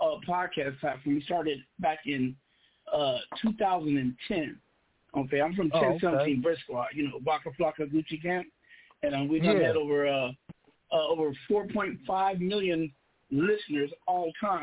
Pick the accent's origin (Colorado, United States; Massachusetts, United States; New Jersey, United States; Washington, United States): Washington, United States; Seattle; moved away as an adult; also born or lived in Inglewood / Los Angeles / East Coast; now in Phoenix, United States; I left Seattle in the 80s, you know, went to the East Coast, became a bad boy. But Seattle molded me